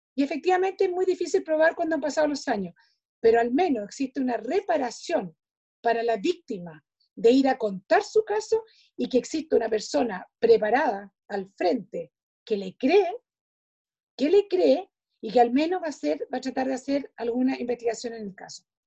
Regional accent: Chile; nosotros como chilenos

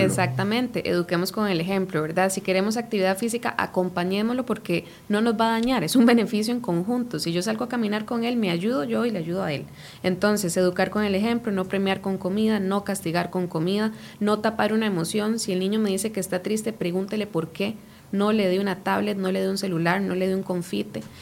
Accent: Costa Rica; nosotros como ticos

